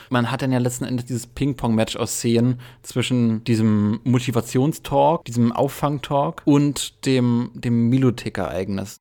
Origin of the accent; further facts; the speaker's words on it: Berlin, Germany; ich bin ja Berliner